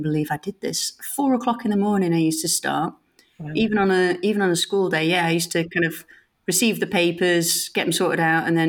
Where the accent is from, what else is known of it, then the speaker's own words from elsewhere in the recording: Sheffield, Yorkshire and the Humber, United Kingdom; I was brought up in Sheffield